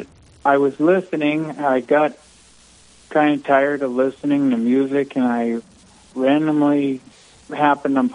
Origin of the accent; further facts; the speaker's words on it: Western South Dakota, United States; I was raised in Western South Dakota also, so I'm local to the diocese